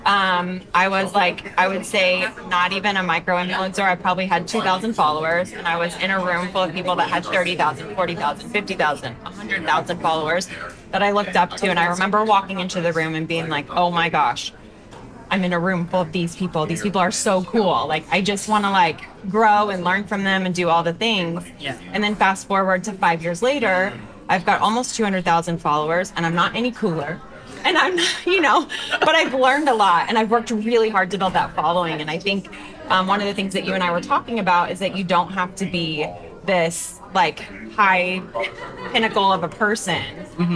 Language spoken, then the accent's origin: English; Denton, Texas, United States; I'm from a small town. I'm from Denton, Texas